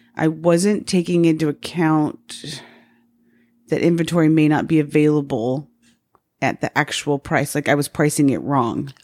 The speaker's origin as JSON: {"language": "English", "town": "Salt Lake City", "region": "Utah", "country": "United States", "moved": "yes", "lives_now": "Phoenix, United States", "said": "I was from Salt Lake"}